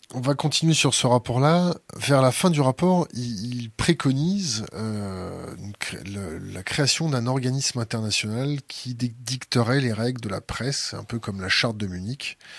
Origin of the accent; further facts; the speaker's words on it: France; en tant que Français